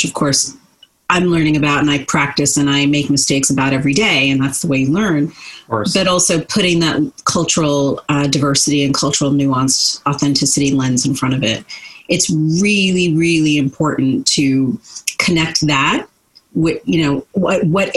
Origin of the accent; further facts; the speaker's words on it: New Jersey, United States; I was born and raised in New Jersey